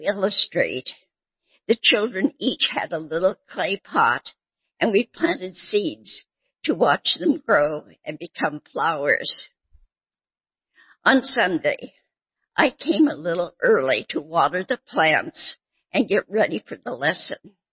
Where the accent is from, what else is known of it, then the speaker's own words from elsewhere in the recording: Bellingham, Washington, United States; moved away as an adult; also born or lived in Southern California; I grew up in Bellingham, Washington, a lovely small city